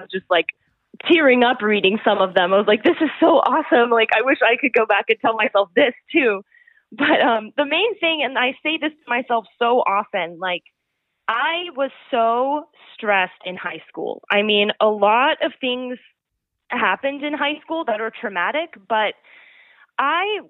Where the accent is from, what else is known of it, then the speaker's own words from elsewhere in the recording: North Carolina, United States; also born or lived in Canada; now in New York, United States; me coming from North Carolina